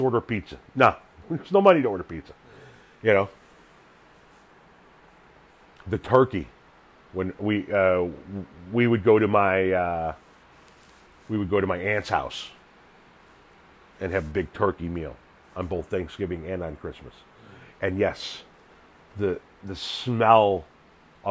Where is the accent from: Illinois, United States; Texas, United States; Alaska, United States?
Illinois, United States; Northlake; in the early to mid 70s growing up in North Lake, Illinois